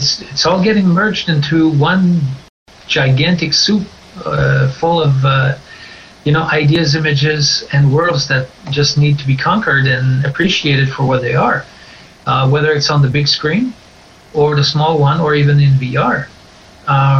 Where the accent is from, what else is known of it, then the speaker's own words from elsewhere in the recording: northern Quebec, Canada; moved away; I'm actually from originally from the great northern part of Quebec.